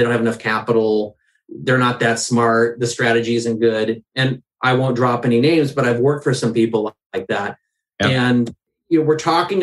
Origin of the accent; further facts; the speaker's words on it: the Northwest, Pacific Northwest, United States; I'm from the Northwest. I'm fourth generation.